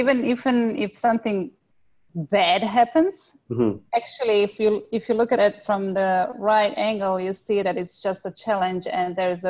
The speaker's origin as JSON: {"language": "English", "country": "Croatia", "tie": "born or raised there", "moved": "as an adult", "lives_now": "Australia", "said": "So I was born in Croatia."}